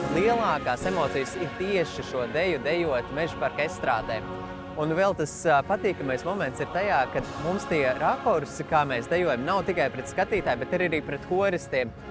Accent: Latvia

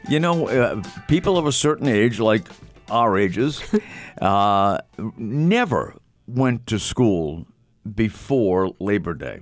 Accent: Massachusetts, United States; I grew up in Massachusetts

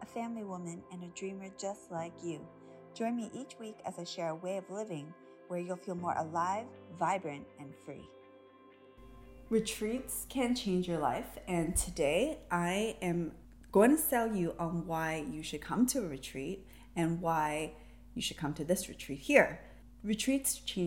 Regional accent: Toronto, Ontario, Canada; I was born and raised in Toronto, raised as a city girl

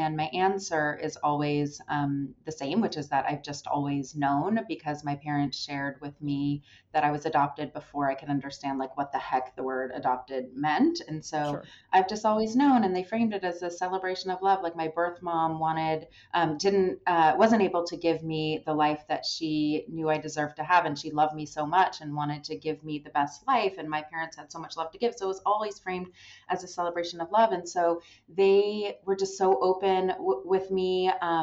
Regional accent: Southern California, United States; I was born in Southern California, raised, never left Southern California

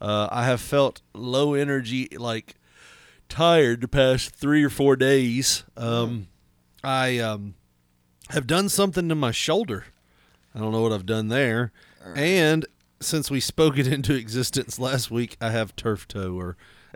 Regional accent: Wisconsin, United States; I'm from Wisconsin, man.

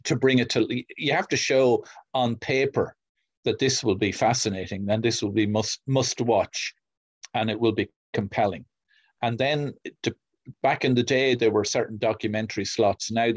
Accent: Kildare, Leinster, Ireland; Kildare, my hometown

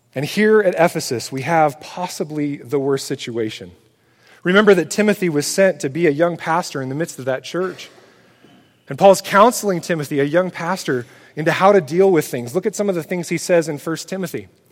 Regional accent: United States; We as American Christians

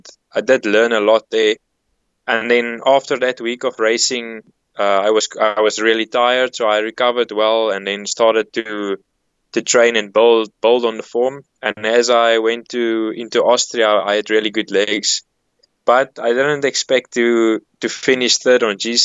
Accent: South Africa; as a South African

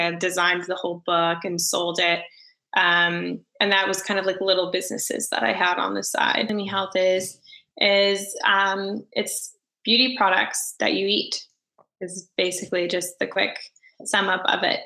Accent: Orlando, Florida, United States; moved away as an adult; also born or lived in St. Augustine, Florida; now in Los Angeles, United States; I grew up in Orlando and then I went to school in St. Augustine

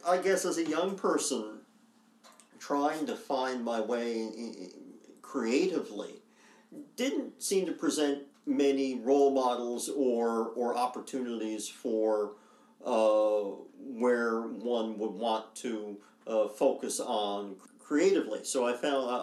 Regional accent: Grand Falls-Windsor, Newfoundland and Labrador, Canada; also born or lived in Corner Brook; now in St. John's, Canada; I grew up in Grand Falls, now Grand Falls, Windsor

